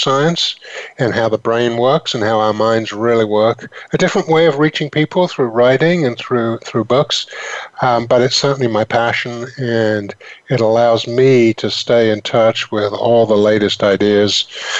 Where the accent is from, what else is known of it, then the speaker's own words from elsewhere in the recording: England, United Kingdom; moved away as an adult; also born or lived in London / Northampton; now in United States; I come from England originally